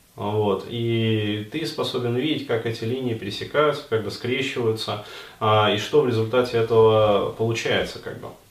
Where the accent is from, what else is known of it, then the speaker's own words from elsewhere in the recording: Russia; у меня, например, как у русского человека